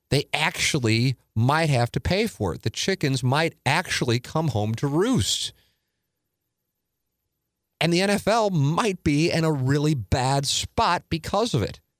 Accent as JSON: {"language": "English", "town": "St. Louis", "region": "Missouri", "country": "United States", "tie": "born or raised there", "said": "it's my hometown"}